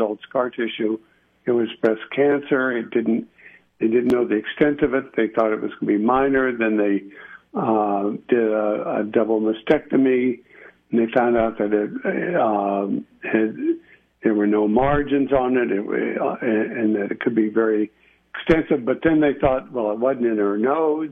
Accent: El Paso, Texas, United States; moved away as an adult; also born or lived in Austin / Washington, D.C.; we grew up in El Paso

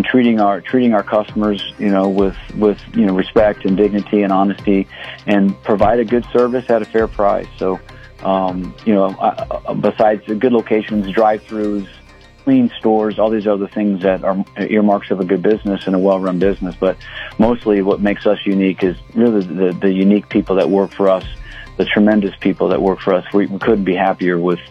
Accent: Columbus, Ohio, United States; moved away as an adult; now in Las Cruces, United States; I grew up in Columbus, Ohio. I moved down here, 26, 27 years ago

